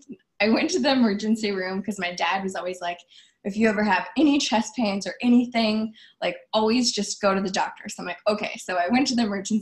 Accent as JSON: {"language": "English", "region": "Iowa", "country": "United States", "also_born_or_lived": "New York City", "moved": "as an adult", "said": "I was originally from Iowa. So I moved from tiny town Iowa to Times Square, New York City."}